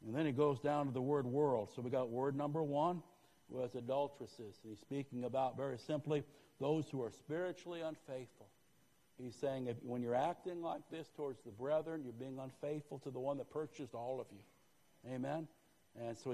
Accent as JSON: {"language": "English", "region": "Northeast", "country": "United States", "tie": "born or raised there", "moved": "yes", "said": "I grew up in the Northeast"}